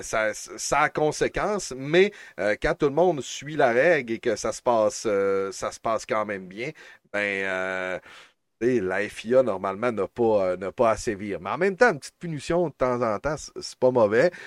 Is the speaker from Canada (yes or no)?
yes; Quebec, Canada; chez nous au Québec